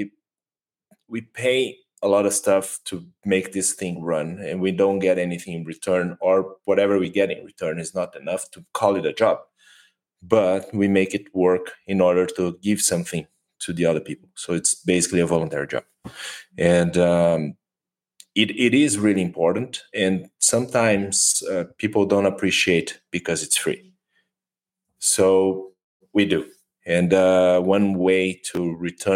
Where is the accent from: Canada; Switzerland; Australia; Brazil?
Brazil; English is a second language; we were born and raised in Brazil